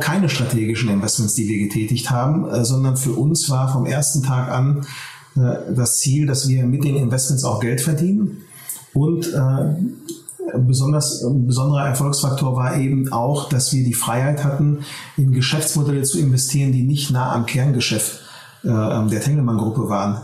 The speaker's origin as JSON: {"language": "German", "area": "Ruhr area", "region": "North Rhine-Westphalia", "country": "Germany", "also_born_or_lived": "Berlin", "said": "Wir sitzen in Essen. Äh, wir kommen aus der Region. Wir haben auch die letzten zehn Jahre sehr erfolgreich in der Region gearbeitet und äh, das ist hier unsere Heimat"}